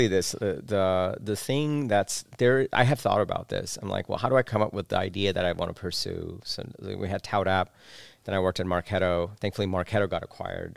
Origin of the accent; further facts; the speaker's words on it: New York City, New York, United States; also born or lived in Bangladesh; I spent my childhood in New York City. Grew up there.